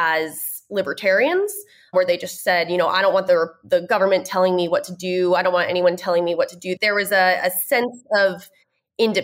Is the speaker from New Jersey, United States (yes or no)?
yes; Sussex County, Northwest New Jersey, United States; moved away as an adult; now in Washington, D.C., United States; I grew up in Northwest New Jersey.